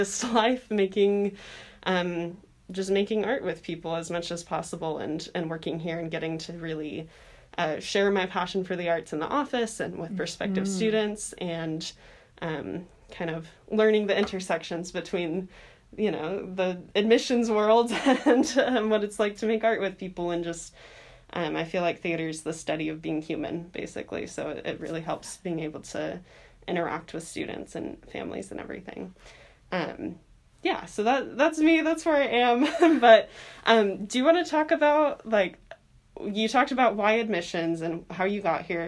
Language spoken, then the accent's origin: English; Visalia, California, United States; also born or lived in Minnesota; I consider California my home. So I grew up in Visalia, California.